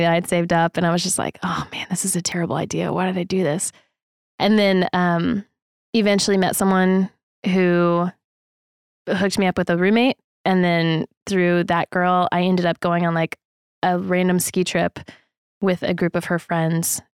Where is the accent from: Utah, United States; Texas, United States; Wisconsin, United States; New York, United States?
Texas, United States; moved away as an adult; also born or lived in Colorado; coming back to my home state.